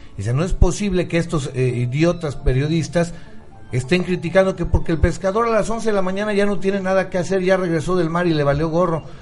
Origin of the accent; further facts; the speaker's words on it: Mexico; Nosotros mismos como mexicanos.